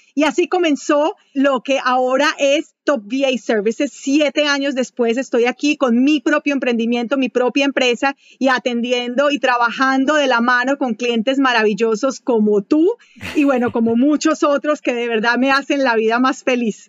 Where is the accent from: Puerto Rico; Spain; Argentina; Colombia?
Colombia; Manizales, Caldas; moved away as an adult; also born or lived in Venezuela; fui gerente internacional de ventas para una compañía de Colombia, de Manizales, donde yo nací. Em, después de eso me trasladaron a Venezuela, por eso yo soy colombiana